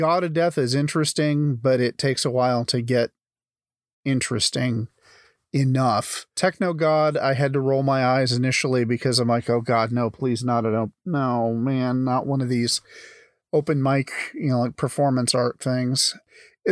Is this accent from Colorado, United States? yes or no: no; Iowa, United States